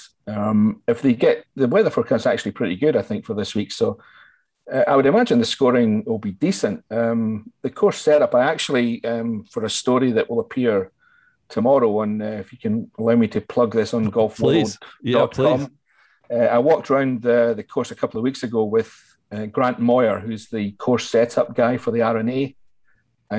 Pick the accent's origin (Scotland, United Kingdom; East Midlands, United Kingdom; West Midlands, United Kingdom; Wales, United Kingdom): Scotland, United Kingdom; West Barns; also born or lived in London / Connecticut / Angus; now in Forfar, United Kingdom; I'm actually from East Lothian, a little village called West Barnes, which is near Dunbar and North Berwick and Gullen area. So I was brought up in a pretty good place for golfers